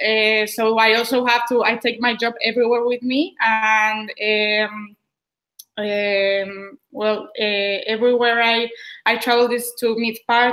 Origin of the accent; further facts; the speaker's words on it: Madrid, Community of Madrid, Spain; I was born and raised in Madrid